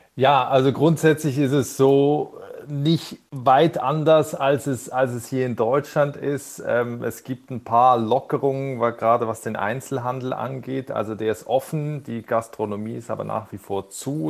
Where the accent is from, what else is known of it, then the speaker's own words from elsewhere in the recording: Basel, Switzerland; now in Germany; ich komme ursprünglich aus der Region Basel